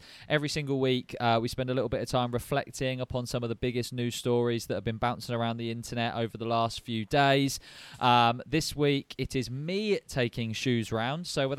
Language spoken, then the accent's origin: English; London, United Kingdom; I'm not born in Italy and I'm actually from London.